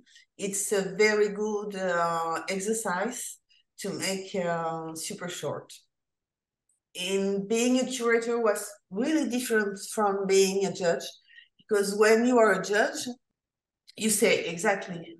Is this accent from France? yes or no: yes; France; I'm from France.